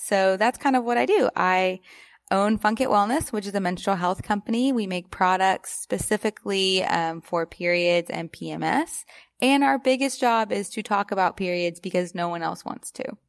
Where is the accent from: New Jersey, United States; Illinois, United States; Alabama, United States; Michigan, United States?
Alabama, United States; I grew up in Alabama